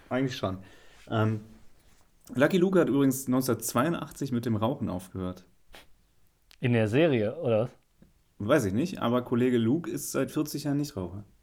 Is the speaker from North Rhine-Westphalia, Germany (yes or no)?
yes; Hagen, North Rhine-Westphalia, Germany; born there; Ich bin übrigens auch in Hagen geboren.